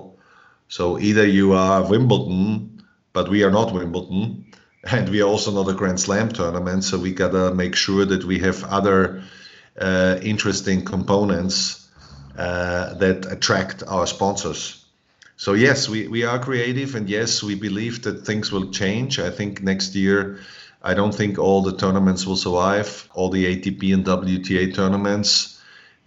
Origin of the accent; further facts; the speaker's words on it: Graz, Styria, Austria; also born or lived in Georgia, United States; Graz, Austria, in my hometown